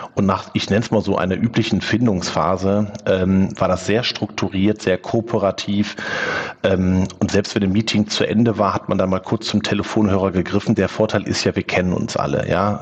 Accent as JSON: {"language": "German", "town": "Wülfrath", "region": "North Rhine-Westphalia", "country": "Germany", "tie": "born or raised there", "also_born_or_lived": "Neviges, Velbert", "said": "groß geworden bin ich in Wülfrath."}